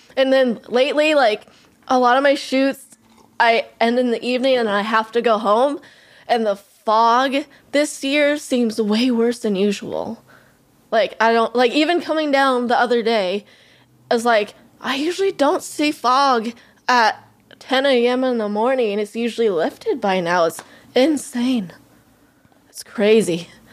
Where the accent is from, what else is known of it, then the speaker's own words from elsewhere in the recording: California, United States; moved away as an adult; also born or lived in Los Angeles, United States; now in Central Valley, United States; I grew up in Tahoe, so, and now I live in Central Valley